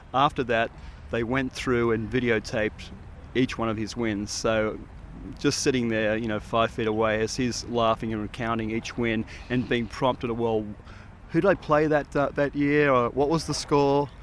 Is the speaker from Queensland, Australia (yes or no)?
no; Sydney, New South Wales, Australia; moved away as an adult; also born or lived in Aspen, Colorado / Sierra Leone / Guatemala / Central African Republic; I'm from Sydney, Manly Beach in Sydney